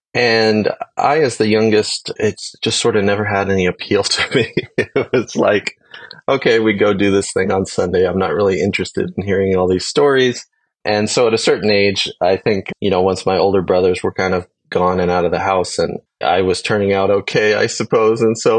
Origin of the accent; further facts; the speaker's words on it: California, United States; also born or lived in Idaho; Then I grew up mostly in California and Idaho.